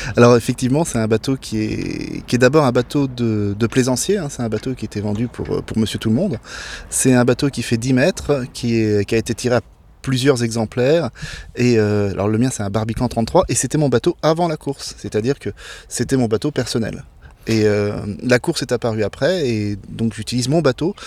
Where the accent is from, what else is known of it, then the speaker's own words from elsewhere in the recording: Blois, Centre-Val de Loire, France; je suis né à Blois, donc dans, la, dans les terres.